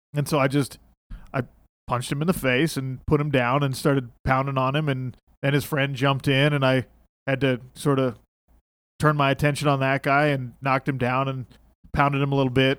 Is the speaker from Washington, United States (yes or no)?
no; Salt Lake City, Utah, United States; I grew up in Salt Lake, so most of my friends here are pretty conservative Mormon kids